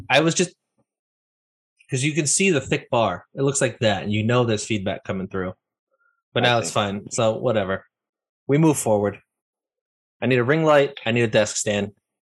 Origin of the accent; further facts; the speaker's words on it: Ireland; have these hands so I can be Italian, even though I'm Irish.